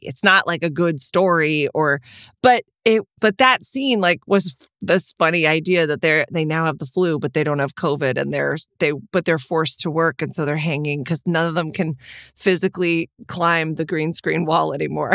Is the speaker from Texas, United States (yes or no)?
yes; Texas, United States; moved away; growing up in Texas